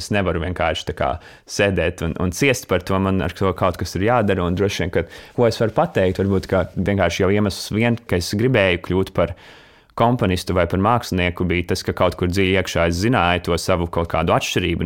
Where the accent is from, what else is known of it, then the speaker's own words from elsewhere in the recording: Latvia; moved away as an adult; manu tīņa laiku, kad es dzīvoju Latvijā